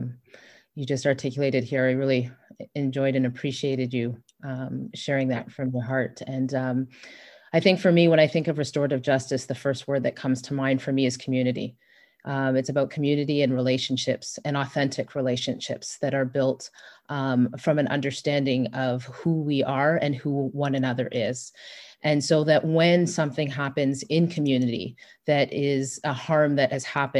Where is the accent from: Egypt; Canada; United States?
Canada; Brampton, Ontario; I am Canadian. I'm from Brampton.